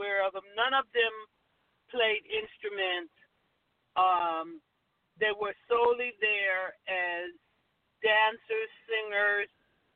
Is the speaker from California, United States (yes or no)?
yes; Los Angeles, California, United States; born or raised there